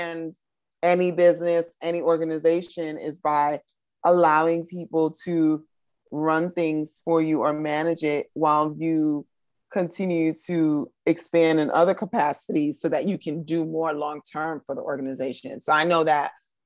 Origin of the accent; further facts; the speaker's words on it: New York, United States; I grew up in New York